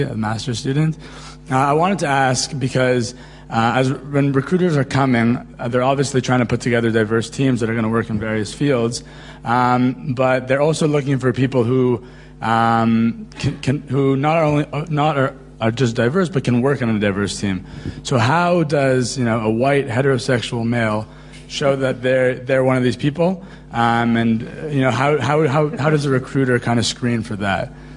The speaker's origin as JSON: {"language": "English", "town": "Toronto", "region": "Ontario", "country": "Canada", "moved": "yes", "said": "I'm from Toronto"}